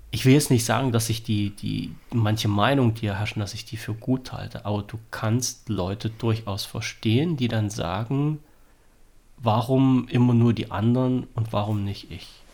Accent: Germany; ich bin in Deutschland geboren, meine Vorfahren

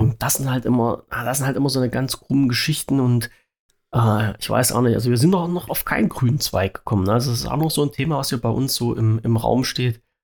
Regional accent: Saxony-Anhalt, Germany; weil es ja mein Heimatland ist

